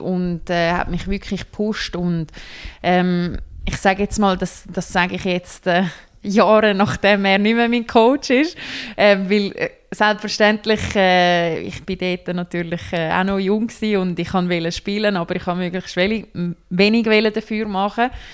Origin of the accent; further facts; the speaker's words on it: Switzerland; wir hier in der Schweiz